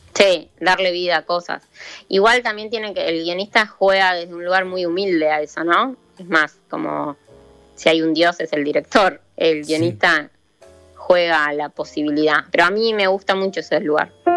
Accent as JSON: {"language": "Spanish", "town": "Chilecito", "region": "La Rioja", "country": "Argentina", "moved": "yes", "lives_now": "Buenos Aires, Argentina", "said": "soy de La Rioja, de Chilecito"}